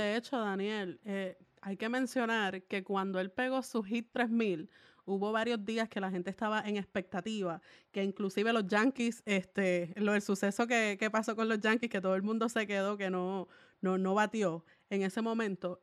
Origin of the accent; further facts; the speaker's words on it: Salinas, Puerto Rico; yo soy de Salinas, Puerto Rico